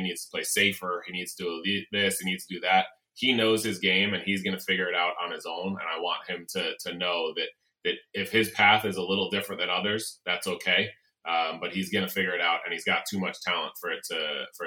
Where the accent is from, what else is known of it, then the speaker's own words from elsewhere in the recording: New York City, New York, United States; Flushing Meadows, for me, I was a fan growing up there